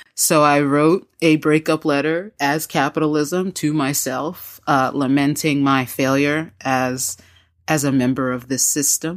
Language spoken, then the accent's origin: English; United States; now in Raleigh, United States; as an American and as a member of this society